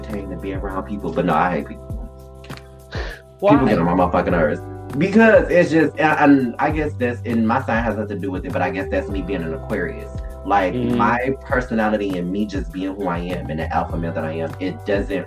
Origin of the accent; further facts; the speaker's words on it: Detroit, Michigan, United States; moved away; I'm from Detroit.